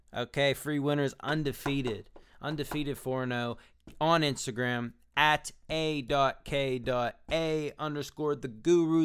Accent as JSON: {"language": "English", "town": "Pittsburgh", "region": "Pennsylvania", "country": "United States", "moved": "yes", "lives_now": "Atlanta, United States", "said": "I'm from Pittsburgh"}